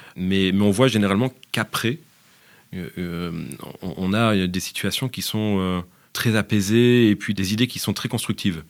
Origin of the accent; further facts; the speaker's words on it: France; moved away as an adult; now in Belgium; Je suis français